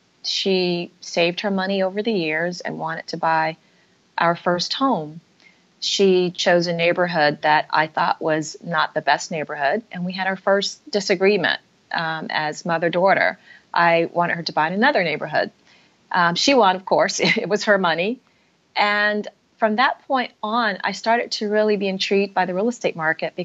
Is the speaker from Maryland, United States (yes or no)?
no; Atlanta, Georgia, United States; moved away as an adult; also born or lived in Massachusetts; I was raised in Atlanta, Georgia.